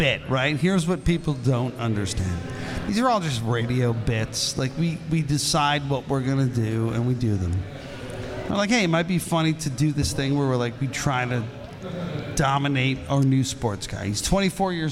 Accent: Long Island, New York, United States; I grew up on Long Island, and we had grass

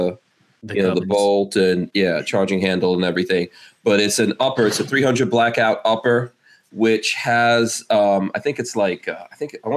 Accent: Guyana; I'm from Guyana. Yes, I'm from Guyana

